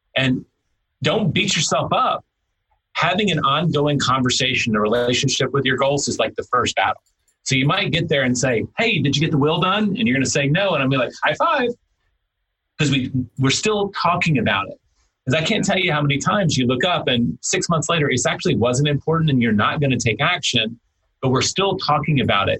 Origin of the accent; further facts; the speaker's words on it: Tennessee, United States; now in Texas, United States; I grew up hunting in Tennessee. I, I, I started doing that again when I moved to Texas